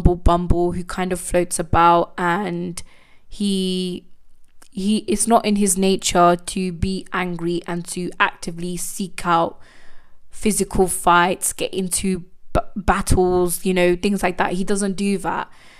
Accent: United Kingdom; as a British born Indian, I'm actually very privileged and grateful to be born in this country.

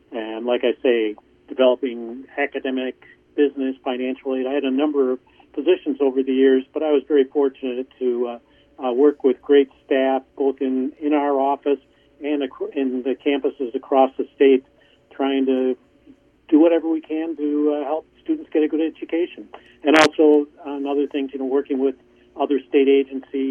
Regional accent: Milwaukee, Wisconsin, United States; also born or lived in Champaign-Urbana, Illinois / Madison, Wisconsin; I grew up in Milwaukee.

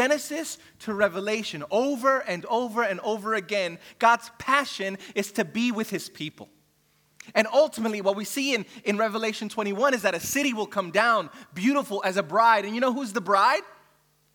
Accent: New York City, New York, United States; now in Australia; I'm from New York City where, you know, the skyscrapers everywhere

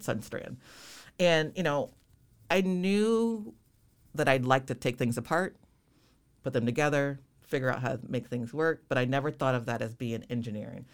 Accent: Rockford, Illinois, United States; born and raised Rockford, Illinois

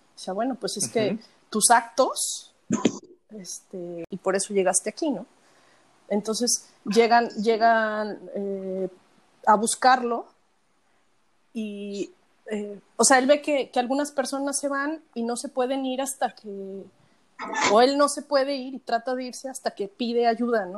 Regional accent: Mexico; siendo mexicana, habiendo visto los altares toda mi vida

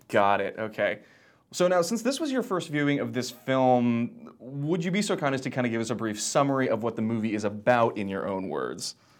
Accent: Pensacola, Florida, United States; I grew up in Florida, but, like, the opposite end

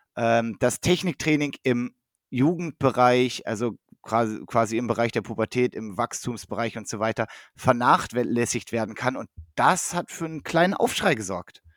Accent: Northern Germany, Germany; now in Essen, Germany; als Norddeutscher

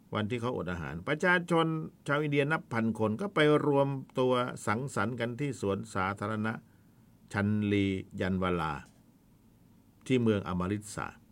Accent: the South, Southern Thailand, Thailand; บ้านเราคนใต้

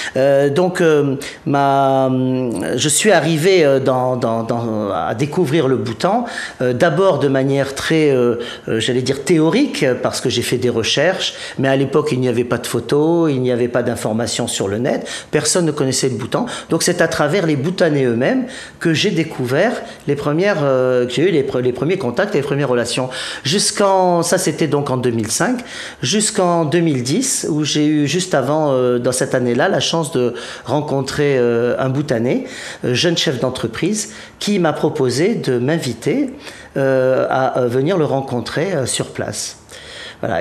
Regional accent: Provence-Alpes-Côte d'Azur, France; je, suis de Provence

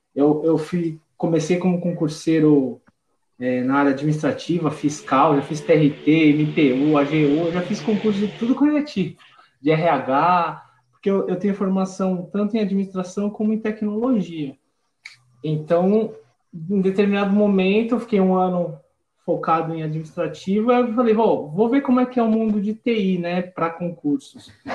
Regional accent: São Paulo, Brazil; eu sou de São Paulo

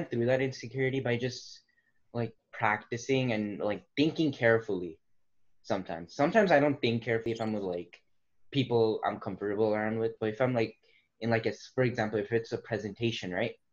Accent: Nepal; first language Nepali; English is a second language; moved away; I was an immigrant, like from the country of Nepal

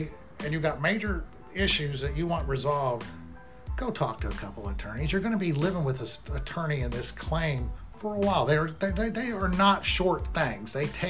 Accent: Midwest, United States; We grew up in the Midwest. We went to schools in the Midwest. We're not from other states.

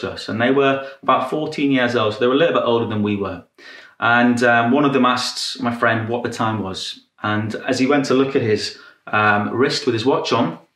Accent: Newcastle upon Tyne, North East England, United Kingdom; this was a rough neighborhood. This was the second roughest neighborhood in the whole of Newcastle.

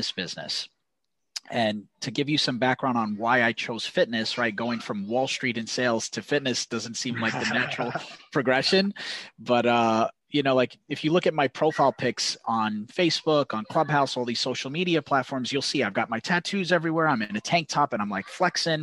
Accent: New York, United States; accent: New York; I'm from New York. You can probably tell from my accent

